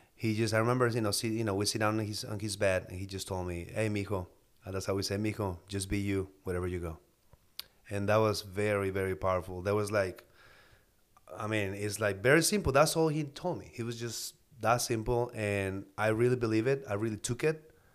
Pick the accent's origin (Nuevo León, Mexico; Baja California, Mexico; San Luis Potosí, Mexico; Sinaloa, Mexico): Baja California, Mexico; Mexicali; moved away as an adult; now in United States; I'm from Baja, Mexico, Mexicali. I moved to the States in two thousand two